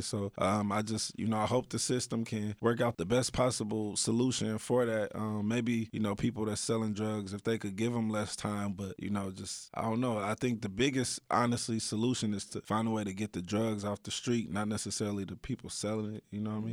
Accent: Dayton, Ohio, United States; growing up in Dayton, Ohio, you get exposed to a lot of negativity really fast.

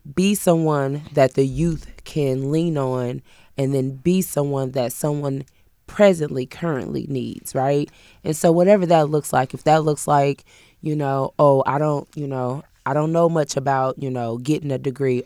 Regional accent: Peoria, Illinois, United States; moved away as an adult; now in Kentucky, United States; I'm not originally from here. I'm from Peoria, Illinois

